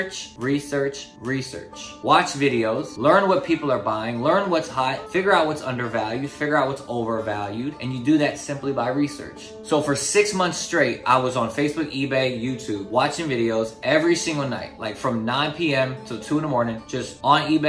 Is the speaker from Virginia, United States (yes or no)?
yes; Newport News, Virginia, United States; I'm from Newport News, Virginia.